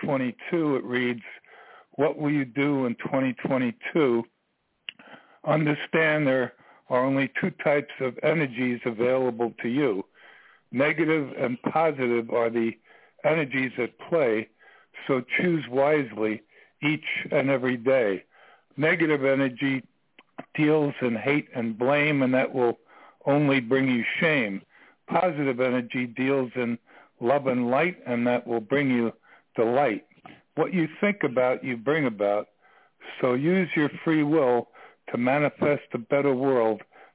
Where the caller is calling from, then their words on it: Virginia, United States; I'm calling from Virginia.